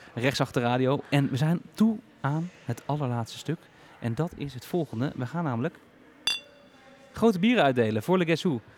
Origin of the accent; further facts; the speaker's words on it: Heerde, Gelderland, Netherlands; Wij komen uit eh, de buurt van Zwolle. Het dorpje heet Heerde